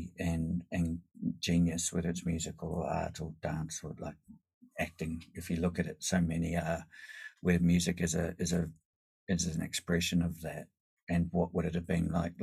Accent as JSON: {"language": "English", "country": "New Zealand", "tie": "born or raised there", "moved": "yes", "lives_now": "Sydney, Australia", "said": "as a New Zealander coming from Polynesian culture"}